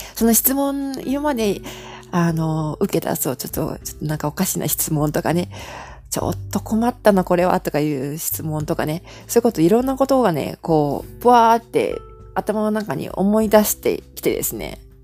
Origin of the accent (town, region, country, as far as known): Japan